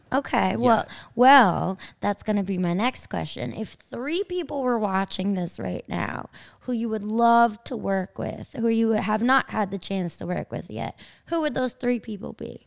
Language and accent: English; Kings Park, New York, United States; I can't rep my town. I'm from Kings Park